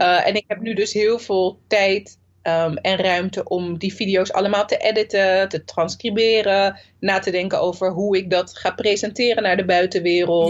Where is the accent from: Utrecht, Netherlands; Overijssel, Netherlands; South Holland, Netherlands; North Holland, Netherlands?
South Holland, Netherlands; Zoetermeer; also born or lived in Nijmegen; ik ben gewoon geboren en getogen in Soetermeer